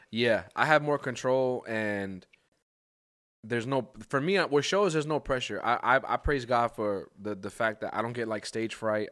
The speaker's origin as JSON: {"language": "English", "region": "New York", "country": "United States", "tie": "born or raised there", "said": "growing up in New York, it's like, I'm surrounded by hip hop"}